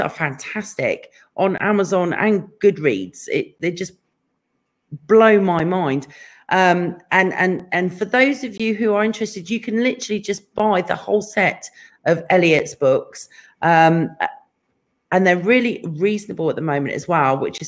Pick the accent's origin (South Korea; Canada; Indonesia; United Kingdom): United Kingdom; England; now in California, United States; being English